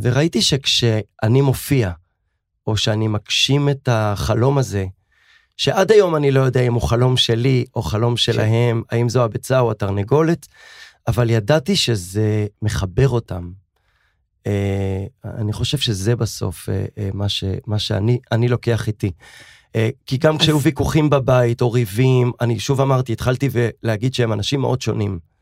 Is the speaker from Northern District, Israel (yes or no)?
no; Tel Aviv, Tel Aviv District, Israel; הורים נפלאים, שגידלו אותנו בתל אביב, ברמות צהלה, בצפון תל אביב